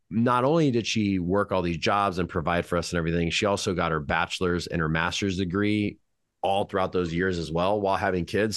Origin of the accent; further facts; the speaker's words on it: Madera, California, United States; I was born in Madera, California.